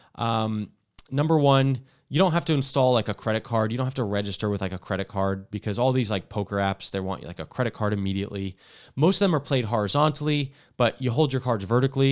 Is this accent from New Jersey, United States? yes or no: yes; New Jersey, United States; also born or lived in Washington; now in California, United States; I grew up in Jersey where you can't pump your own gas